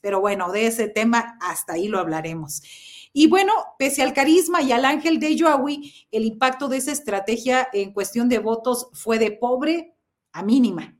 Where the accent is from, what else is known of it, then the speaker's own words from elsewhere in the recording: Mexico; nosotros como mexicanos